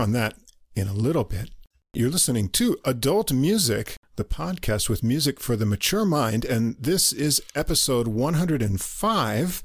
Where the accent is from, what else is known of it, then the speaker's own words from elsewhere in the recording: New York, United States; accent: New York; moved away as an adult; now in Japan; I'm not from New York City anyway, just from New York State, so no one's gonna peg me as a New Yorker